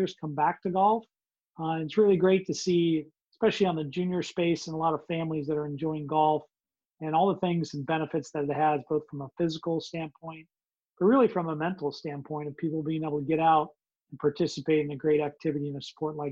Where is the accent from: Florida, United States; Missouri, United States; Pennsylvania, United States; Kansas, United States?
Missouri, United States; moved away; my home state at the time in Missouri